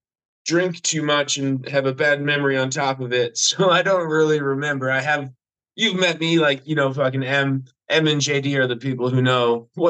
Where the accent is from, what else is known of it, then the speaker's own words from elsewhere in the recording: Fort McMurray, Alberta, Canada; moved away as an adult; also born or lived in Calgary; I am from Fort McMurray, Alberta, Canada, as we like to call it, heaven on earth.